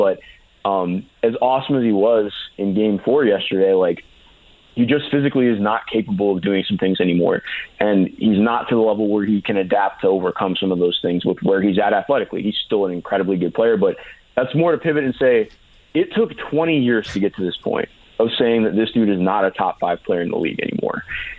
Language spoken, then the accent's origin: English; Cleveland, Ohio, United States; I grew up in Cleveland, just outside Cleveland